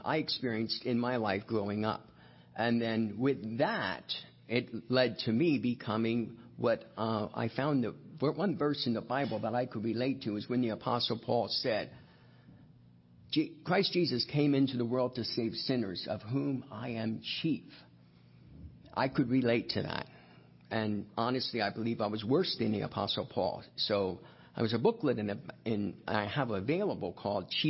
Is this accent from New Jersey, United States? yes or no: yes; Hunterdon County, New Jersey, United States; I was actually born and raised in Hunterdon County, right across the river, and raised on a farm in Rosemont about the first 7 years of my life.